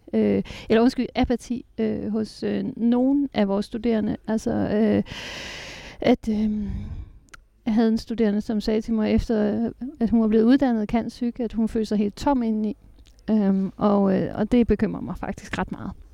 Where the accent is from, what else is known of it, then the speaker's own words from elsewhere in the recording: Jutland, Denmark; moved away; Jylland, hvor jeg kommer fra